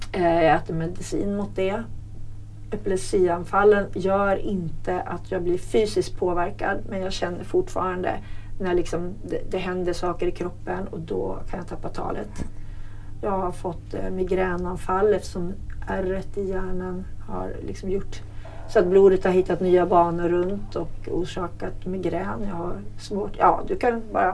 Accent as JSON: {"language": "Swedish", "area": "Hälsingland", "region": "Gävleborg County", "country": "Sweden", "moved": "yes", "said": "Hälsingland där jag kommer ifrån"}